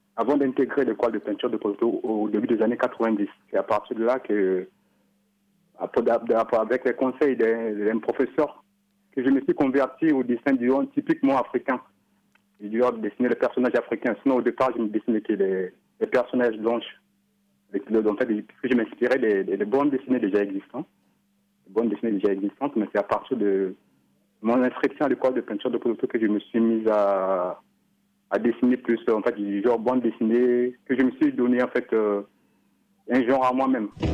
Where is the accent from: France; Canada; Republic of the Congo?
Republic of the Congo; chez nous, au Congo